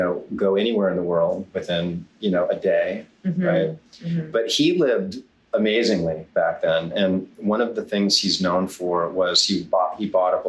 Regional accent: Hawaii, United States; also born or lived in Kailua, Hawaii; now in Siesta Key, Florida, United States; I'm originally from Hawaii. I grew up

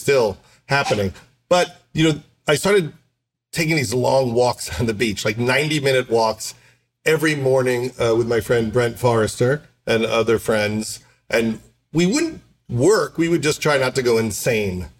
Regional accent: Syosset, New York, United States; I grew up middle class on Long Island

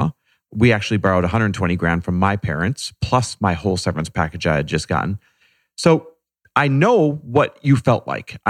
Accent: Wisconsin, United States; I'm Midwest born and raised, Wisconsin area

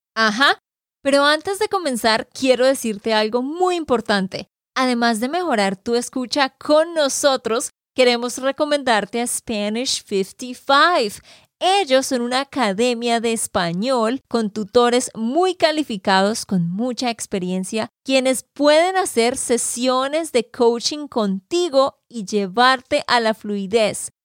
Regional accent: Santander, Colombia; de Santander, Colombia

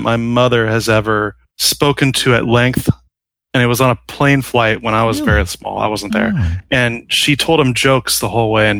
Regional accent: Aurora, Colorado, United States; also born or lived in Fort Collins, Colorado; I lived in Fort Collins for 12 years. And then I grew up in Aurora, Colorado.

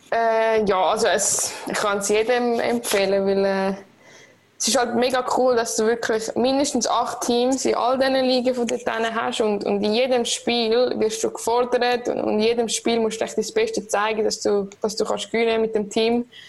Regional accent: Switzerland; als Schweizerin

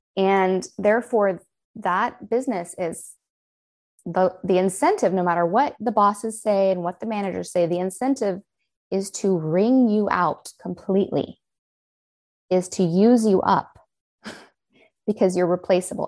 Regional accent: United States; accent: American; also born or lived in Los Angeles, California; I'm the only American accent

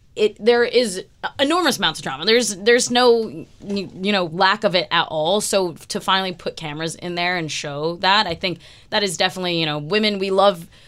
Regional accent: United States; as an American sports fan

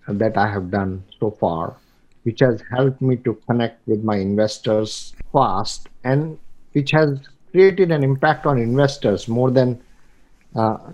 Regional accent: India; moved away as an adult; I come from India, I know the mentality of Indians

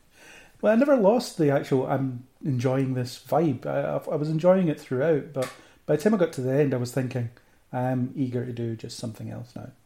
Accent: Falkirk, Scotland, United Kingdom; moved away as an adult; now in Edinburgh, United Kingdom; I'm from Falkirk originally. I currently live in Edinburgh, so background is grew up in Falkirk

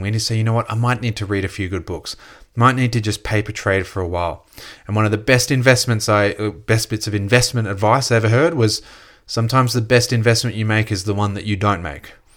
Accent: Gold Coast, Queensland, Australia; growing up on the Gold Coast

